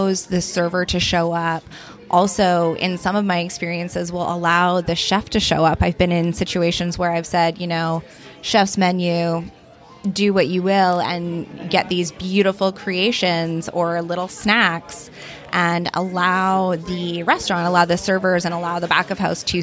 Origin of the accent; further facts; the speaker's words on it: Merville, British Columbia, Canada; I grew up in the Comox Valley, but I actually grew up in Merville